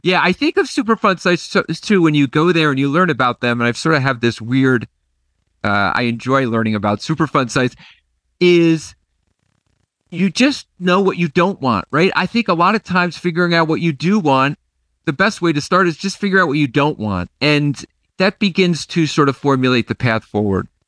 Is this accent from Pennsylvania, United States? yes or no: no; Nassau, New York, United States; my hometown is Nassau, New York